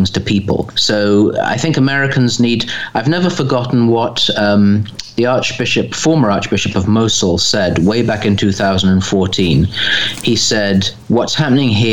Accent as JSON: {"language": "English", "region": "England", "country": "United Kingdom", "said": "as an Englishman"}